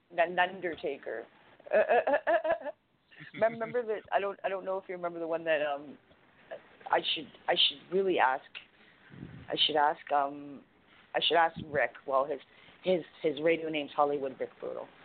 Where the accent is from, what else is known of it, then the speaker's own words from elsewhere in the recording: Canada; I'm Canadian.